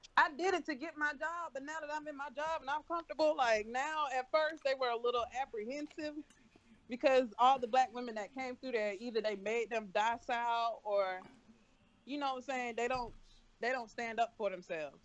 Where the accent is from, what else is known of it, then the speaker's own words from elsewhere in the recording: the South, United States; I was raised in the South completely.